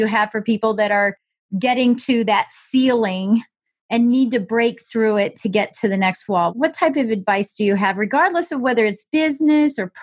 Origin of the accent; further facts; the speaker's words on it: Colorado Springs, Colorado, United States; being born and raised in Colorado Springs, Colorado